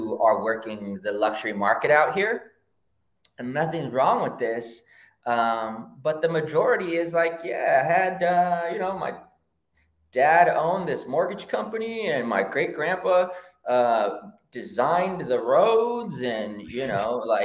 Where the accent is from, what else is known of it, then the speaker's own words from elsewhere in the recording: Rancho Cucamonga, California, United States; also born or lived in Oakland, California; I grew up in the hood, and I grew up in San Gabriel Valley in Rancho Cucamonga